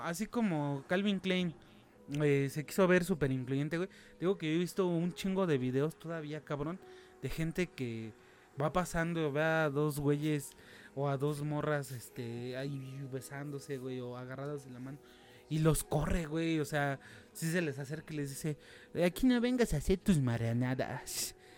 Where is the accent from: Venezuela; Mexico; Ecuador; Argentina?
Mexico; como mexicano